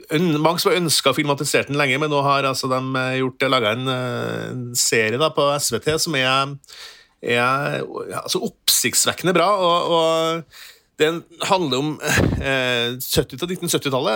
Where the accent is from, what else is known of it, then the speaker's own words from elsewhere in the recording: Trøndelag, Norway; jeg er trønder